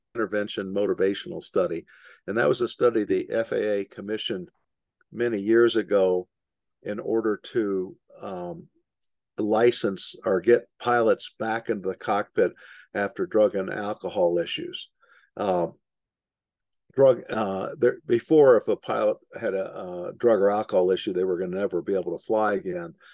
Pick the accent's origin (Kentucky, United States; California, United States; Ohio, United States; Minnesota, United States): Kentucky, United States; Louisville; I grew up in Louisville, Kentucky, right next to Bowman Field